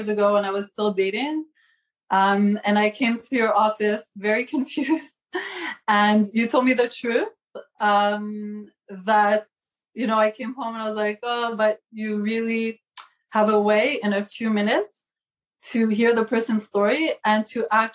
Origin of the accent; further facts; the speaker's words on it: Montreal, Quebec, Canada; moved away as an adult; now in Brooklyn, United States; I'm from Montreal originally. Now I live in New York